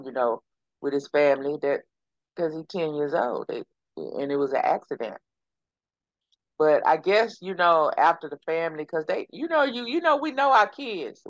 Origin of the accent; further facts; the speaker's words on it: Texas, United States; accent: Texas; my Texas accent